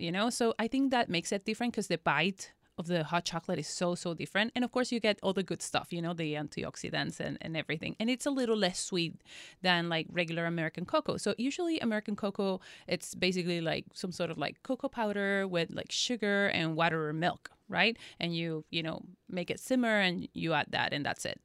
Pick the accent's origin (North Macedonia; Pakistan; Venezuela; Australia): Venezuela; now in Los Angeles, United States; growing up in Venezuela, uh, you know, we had these beautiful, you know, uh, plantations of cocoa